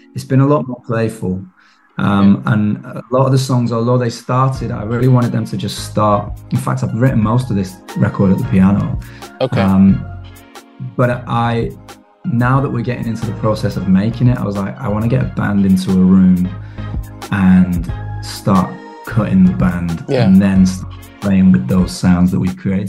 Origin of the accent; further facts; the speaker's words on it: Manchester, North West England, United Kingdom; I grew up in Manchester, which is, you know, yeah. um, big industrial revolution kind of place